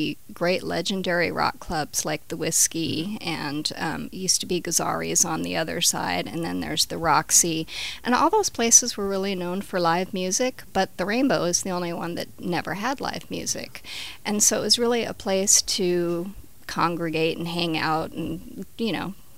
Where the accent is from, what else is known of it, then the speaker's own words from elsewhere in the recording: Los Angeles, California, United States; I grew up in Encino, Tarzana, and it was back when it was zoned for horses